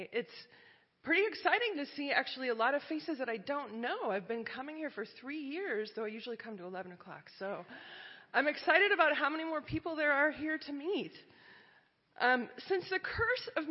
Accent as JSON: {"language": "English", "area": "Iowa and Minnesota", "region": "Midwest", "country": "United States", "tie": "born or raised there", "said": "I grew up in Iowa and Minnesota and went to a Methodist church"}